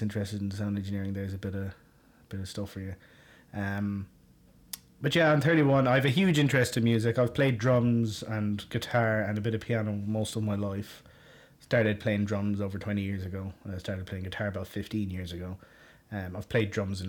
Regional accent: Galway, Connacht, Ireland; moved away as an adult; now in Westmeath, Ireland; I grew up in Galway in Ireland.

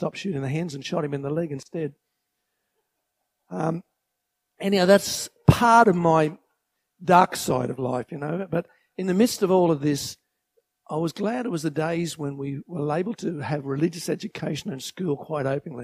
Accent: Grantham, Queensland, Australia; also born or lived in Toowoomba; I was born in Toowoomba, and my parents bought a farm at Grantham in 1947, the year I was born

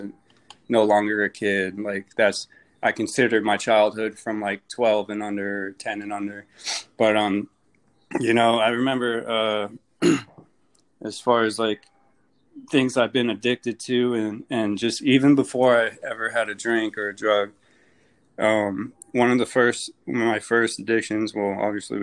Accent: Phoenix, Arizona, United States; moved away as an adult; now in Jacksonville, United States; I'm from Phoenix, Arizona.

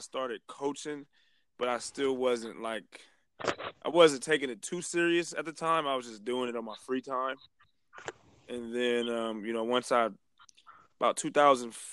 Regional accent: Vallejo, California, United States; I'm born and raised in Vallejo, California

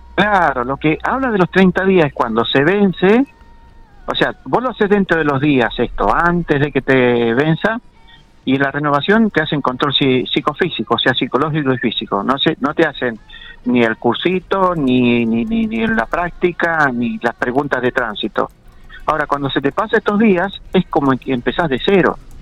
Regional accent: General Pico, La Pampa, Argentina; somos acá de Pico

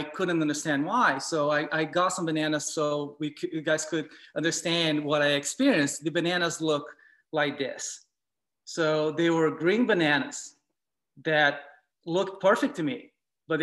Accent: Brazil; I grew up eating in Brazil

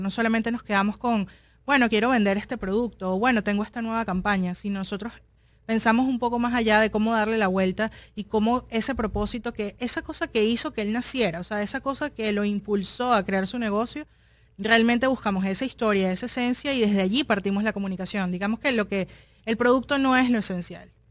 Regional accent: Caracas, Capital District, Venezuela; now in Miami, United States; soy de Caracas

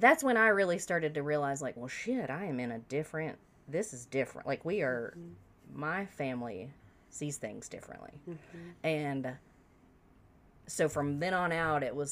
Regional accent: South Carolina, United States; I grew up in South Carolina.

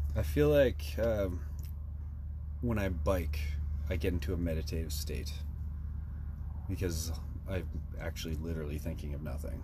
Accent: Saskatoon, Saskatchewan, Canada; in Saskatoon, in my hometown

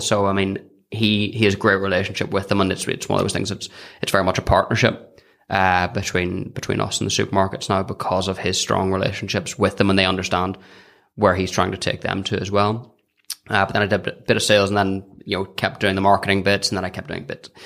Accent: County Down, Northern Ireland, United Kingdom; I'm from County Down

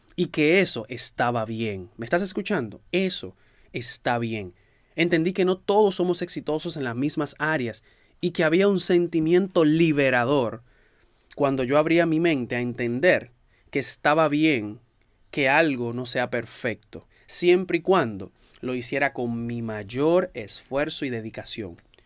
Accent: Dominican Republic; en mi país, en República Dominicana

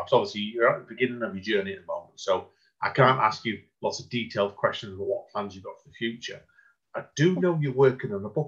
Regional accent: Hazel Grove, North West England, United Kingdom; because obviously we are from Hazel Grove, and that's why I thought to you straight away about, about the Write Out Loud Stockport group that me and Amanda go to over at the art gallery

